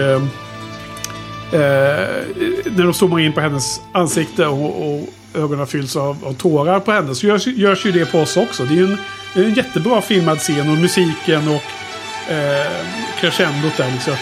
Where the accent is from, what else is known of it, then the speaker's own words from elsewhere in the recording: Skövde, Västra Götaland, Sweden; när jag växte upp i Skövde